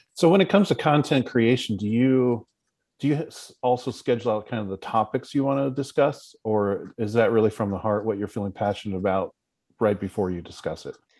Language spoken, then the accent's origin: English; West Coast, United States; us West Coasters